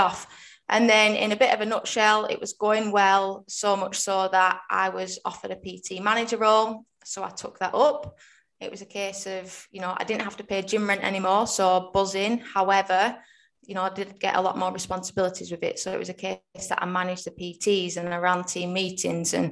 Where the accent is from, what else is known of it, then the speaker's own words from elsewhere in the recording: Rossendale, North West England, United Kingdom; I am in Rosendale, which is in Lancashire, so about 20 minutes out of Manchester.